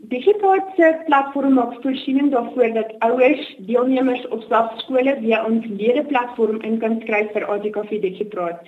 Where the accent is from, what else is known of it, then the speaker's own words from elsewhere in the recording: Johannesburg, Gauteng, South Africa; oorspronklik van af die Wesrand